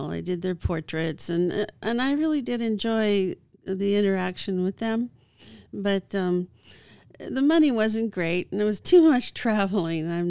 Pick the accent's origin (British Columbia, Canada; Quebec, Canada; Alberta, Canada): British Columbia, Canada; Vancouver; I um, started out in Canada. Um, I was born in Vancouver, Canada.